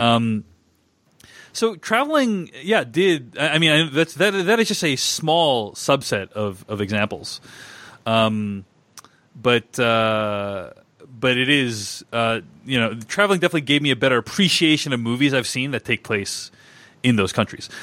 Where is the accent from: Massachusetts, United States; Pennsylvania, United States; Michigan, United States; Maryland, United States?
Massachusetts, United States; Boston; I grew up in Boston